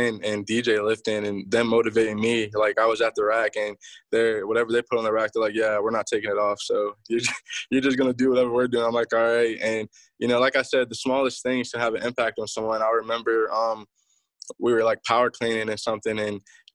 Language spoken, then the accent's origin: English; Youngstown, Ohio, United States; now in Atlanta, United States; I live in Atlanta, Georgia. I moved from Youngstown, Ohio. So when I first started playing football, I was playing in Youngstown